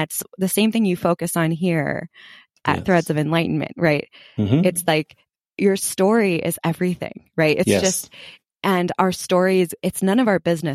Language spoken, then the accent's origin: English; Los Angeles, California, United States; also born or lived in New York; now in Park City, United States; I'm originally from Los Angeles, California